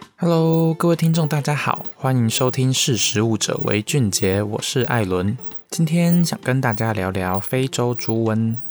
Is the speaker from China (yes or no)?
no; Taiwan; 我们台湾人很爱吃猪